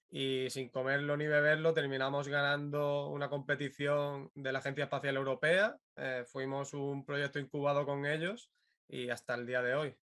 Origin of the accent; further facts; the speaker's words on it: Málaga, Andalusia, Spain; yo soy de Málaga